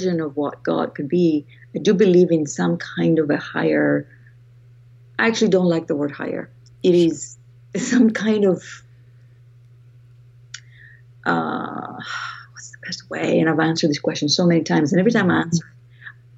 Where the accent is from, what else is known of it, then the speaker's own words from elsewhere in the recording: Greece; accent: Greek; moved away; I was raised in Greece, and that's where my accent comes from. I'm Greek